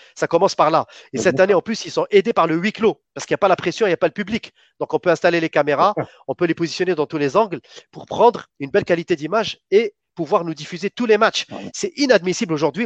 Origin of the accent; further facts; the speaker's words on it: Algeria; en tant qu'Algérien